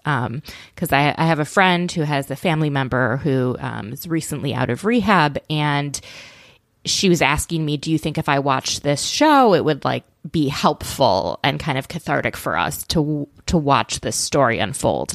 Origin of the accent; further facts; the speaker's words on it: Minneapolis, Minnesota, United States; I grew up in Minneapolis